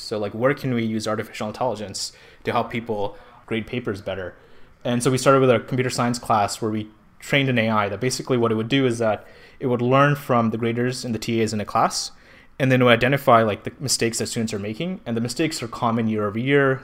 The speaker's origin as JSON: {"language": "English", "country": "Pakistan", "moved": "as an adult", "lives_now": "California, United States", "said": "I'm from Pakistan"}